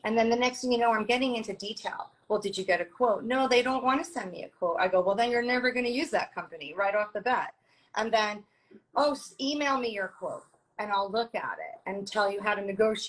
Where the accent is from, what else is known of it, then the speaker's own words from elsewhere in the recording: Long Island, New York, United States; moved away as an adult; also born or lived in Brooklyn, New York; now in Florida, United States; born in Brooklyn, raised in Long Island